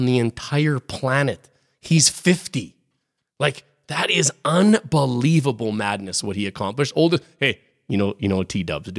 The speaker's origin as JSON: {"language": "English", "town": "Regina", "region": "Saskatchewan", "country": "Canada", "tie": "born or raised there", "said": "I got two buddies in the NHL. I grew up with in Regina."}